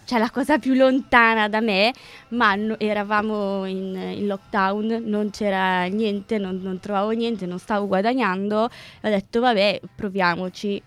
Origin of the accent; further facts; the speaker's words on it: Piacenza, Emilia-Romagna, Italy; also born or lived in Lombardy; Io non sono di Milano, io abito vicino a Piacenza, ho fatto il liceo a Piacenza